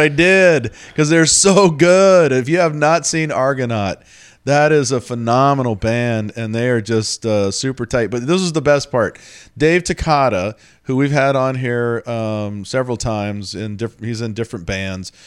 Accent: Texas, United States; also born or lived in Colfax, Washington; now in Seattle area, United States; I'm from Texas

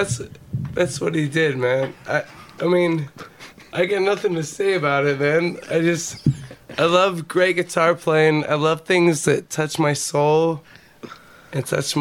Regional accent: Cleveland, Ohio, United States; moved away; I'm from Cleveland

